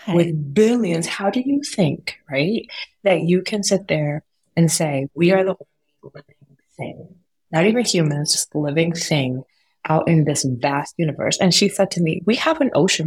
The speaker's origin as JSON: {"language": "English", "country": "United States", "tie": "born or raised there"}